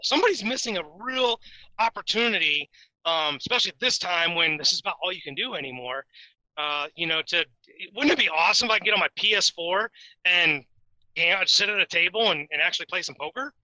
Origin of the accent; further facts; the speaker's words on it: Indiana, United States; I'm from Indiana